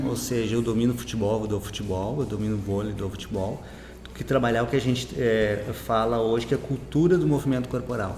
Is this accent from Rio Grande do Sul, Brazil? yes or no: yes; Santa Maria, Rio Grande do Sul, Brazil; eu sou de Santa Maria